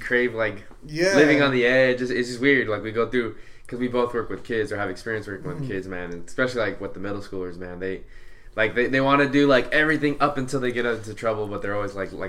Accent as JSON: {"language": "English", "town": "Santa Ana", "region": "California", "country": "United States", "tie": "born or raised there", "said": "I was born in Santa Ana."}